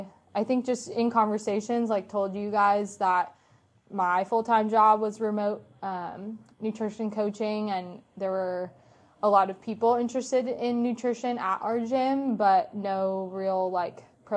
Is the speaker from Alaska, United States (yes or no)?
no; Orlando, Florida, United States; when I would say I was from Orlando, they're like, what brought you here?